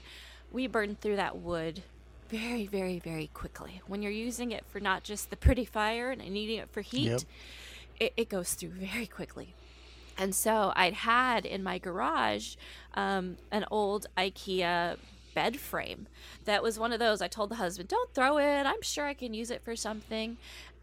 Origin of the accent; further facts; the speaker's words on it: Corpus Christi, Texas, United States; I grew up around Corpus Christi, Texas, the Gulf of Mexico